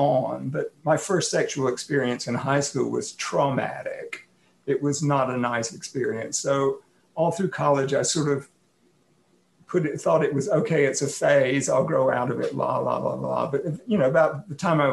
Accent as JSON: {"language": "English", "town": "Atlanta", "region": "Georgia", "country": "United States", "tie": "born or raised there", "moved": "yes", "lives_now": "Portland, United States", "said": "I grew up in Atlanta."}